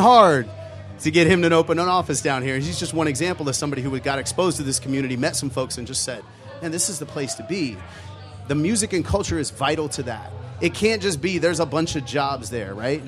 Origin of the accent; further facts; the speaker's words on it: St. Augustine Beach, Florida, United States; now in Tampa, United States; I grew up in St. Augustine Beach